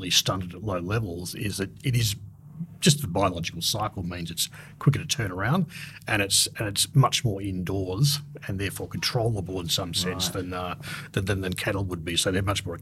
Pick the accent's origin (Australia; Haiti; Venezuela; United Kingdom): Australia